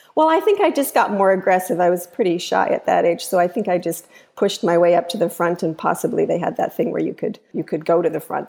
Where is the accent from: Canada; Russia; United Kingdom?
Canada; now in United States; I'm Canadian